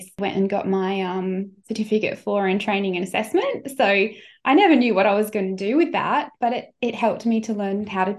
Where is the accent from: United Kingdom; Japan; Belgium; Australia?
Australia; Sunshine Coast, Queensland; moved away as an adult; also born or lived in Brisbane; I was from the Sunshine Coast